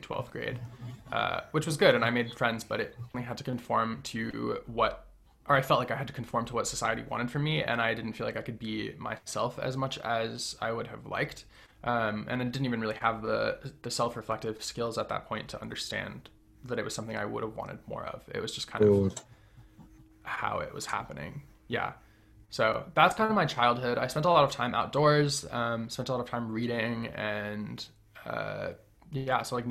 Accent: Western Massachusetts, United States; I grew up in Western Massachusetts in a pretty small town in the middle of nowhere

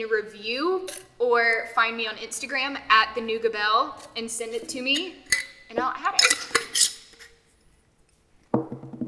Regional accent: North Carolina, United States; moved away; I'm originally from North Carolina

